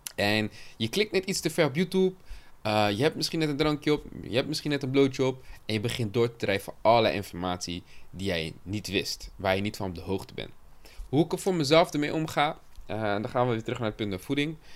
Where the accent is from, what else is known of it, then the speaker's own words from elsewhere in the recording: Cape Verde; het Capverdi waar ik vandaan kom